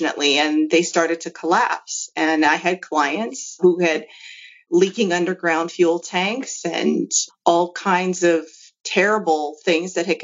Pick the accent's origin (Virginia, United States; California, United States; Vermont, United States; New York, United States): California, United States; Los Angeles; I actually grew up in Baldwin Hills, which is kind of close to Culver City